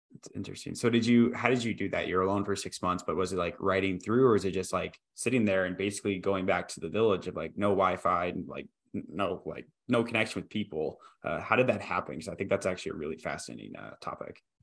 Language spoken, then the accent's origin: English; Iowa, United States; also born or lived in Boston; now in Austin, United States; I grew up in Iowa, moved to Boston, moved to Austin